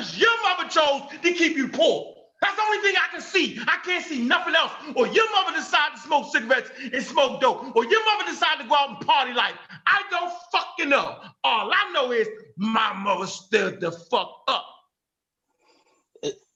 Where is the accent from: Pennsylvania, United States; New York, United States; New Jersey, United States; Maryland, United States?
Maryland, United States; Baltimore; I was born on Edna Street